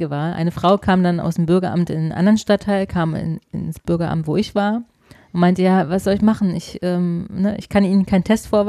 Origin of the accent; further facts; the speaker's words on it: Austria; Ich, ja, übrigens, ich bin Österreicher, ne?